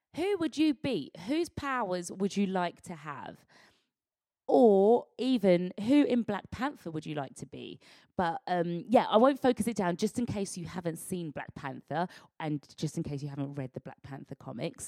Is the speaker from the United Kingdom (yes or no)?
yes; United Kingdom; as black British people